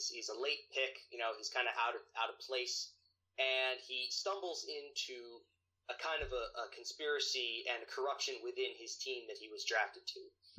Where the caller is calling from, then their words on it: New Jersey, United States; I am right now from New Jersey.